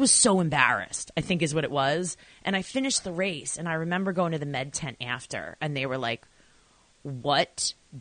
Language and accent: English; Babylon, New York, United States; I am originally from Long Island, and it's great because the second you open your mouth, I'm like, oh, she's one of me